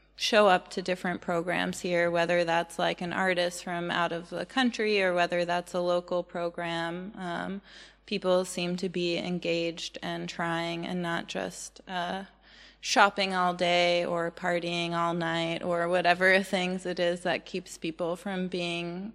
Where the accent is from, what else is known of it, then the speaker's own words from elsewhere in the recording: United States; moved away; also born or lived in Portland; I'm really American